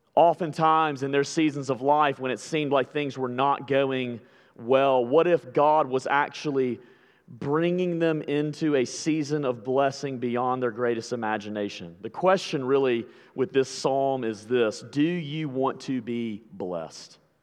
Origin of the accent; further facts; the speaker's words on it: Alabama, United States; I'm from Alabama